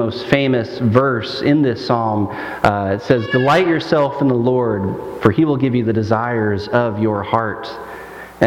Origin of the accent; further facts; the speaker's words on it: Michigan, United States; in my hometown in Michigan